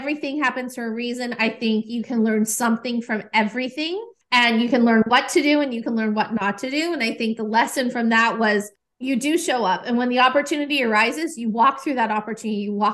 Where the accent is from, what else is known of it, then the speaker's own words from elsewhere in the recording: Nashville, Tennessee, United States; I'm here in Nashville. This is my hometown